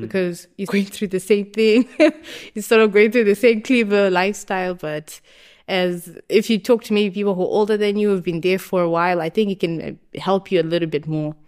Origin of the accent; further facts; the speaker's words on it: Harare, Zimbabwe; moved away as an adult; now in Kleve, Germany; I grew up in Zimbabwe, in Harare, And I did all my high school, my primary school, everything